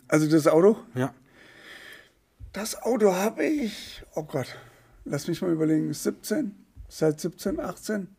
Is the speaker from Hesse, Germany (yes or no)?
yes; Poppenhausen, Hesse, Germany; bei uns in Poppenhausen